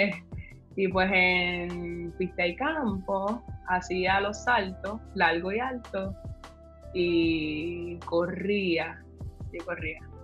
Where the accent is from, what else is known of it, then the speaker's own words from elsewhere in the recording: Carolina, Puerto Rico; yo soy acá de Carolina